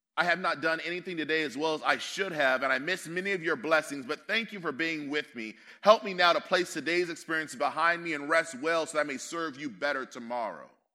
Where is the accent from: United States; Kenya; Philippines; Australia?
United States; also born or lived in Northern California; So I'm American